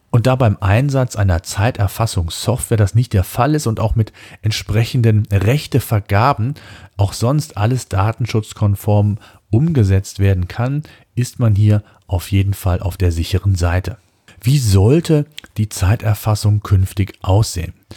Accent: Germany; bei uns in Deutschland

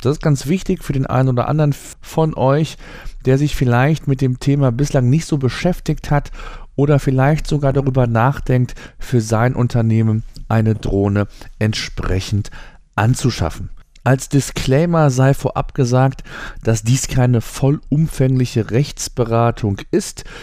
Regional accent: Germany; bei uns in Deutschland

